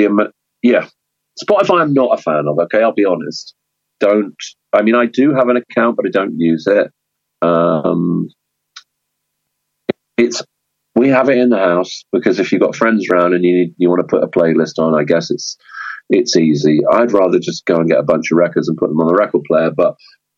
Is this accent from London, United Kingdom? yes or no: yes; London, United Kingdom; moved away as an adult; now in Brighton, United Kingdom; growing up in London, in the punk scene